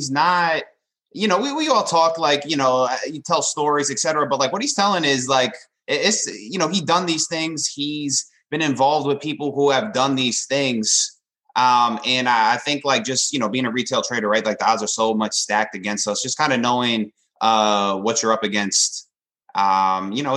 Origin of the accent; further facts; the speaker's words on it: New York, United States; moved away as an adult; now in West Palm Beach, United States; I'm originally from New York.